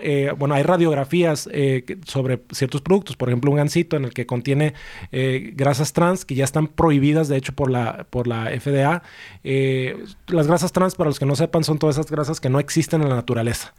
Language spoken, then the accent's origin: Spanish; Tijuana, Baja California, Mexico; yo soy mexicano, nací aquí en Tijuana